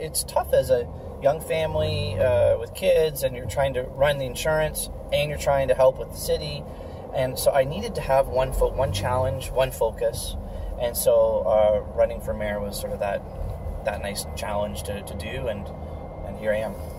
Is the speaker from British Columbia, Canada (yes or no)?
no; Guelph, Ontario, Canada; my family's been in town uh, since 1919